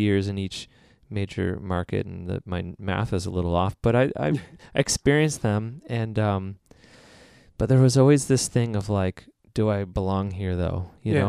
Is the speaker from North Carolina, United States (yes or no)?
no; San Diego, California, United States; also born or lived in Illinois; I grew up in San Diego